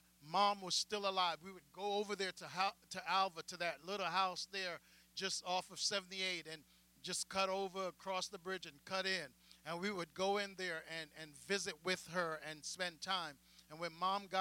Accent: Jamaica; moved away; me as a Jamaican black pastor coming out of the island

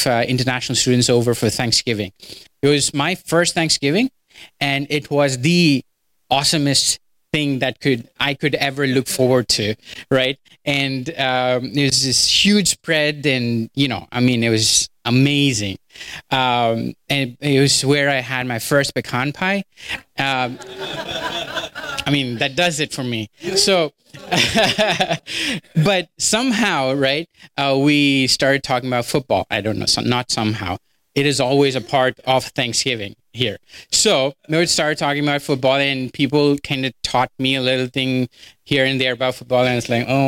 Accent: India; moved away as an adult; now in United States; I'm from India.

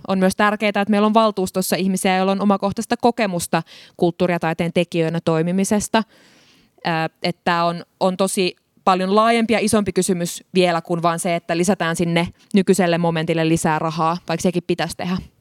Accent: Tampere, Pirkanmaa, Finland; Mä oon Hervannasta kotoisin

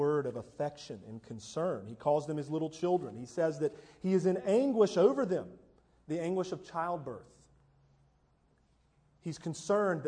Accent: United States; American evangelicals, American Protestant

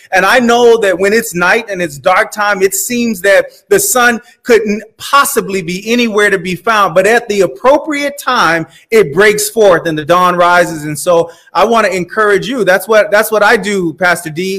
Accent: South Florida, United States; I grew up in South Florida.

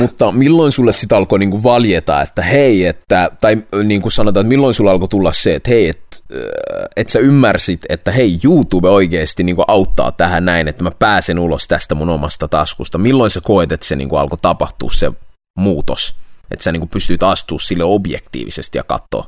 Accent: Vaasa, Ostrobothnia, Finland; me kummatkin ollaan siis Vaasasta, Suomen länsirannikolta

